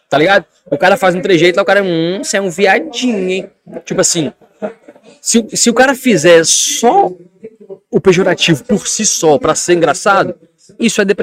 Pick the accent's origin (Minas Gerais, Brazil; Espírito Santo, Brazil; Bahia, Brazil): Espírito Santo, Brazil; eu sou capixaba e eu não falo com estranho.